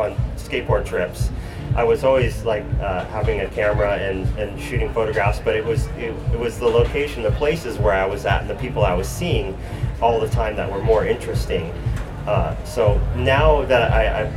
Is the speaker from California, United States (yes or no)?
yes; San Jose, California, United States; also born or lived in New York; I was born in New York, but I've lived in San Jose since I was in the fourth grade